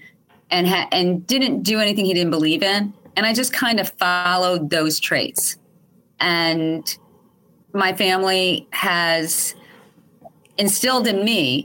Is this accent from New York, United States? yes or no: yes; Albany, New York, United States; I'm born and raised. I was born in Albany.